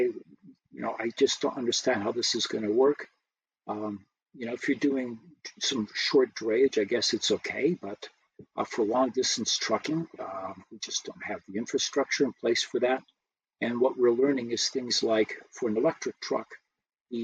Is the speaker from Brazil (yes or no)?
yes; Brazil; now in United States; I was born here, but I grew up in Brazil.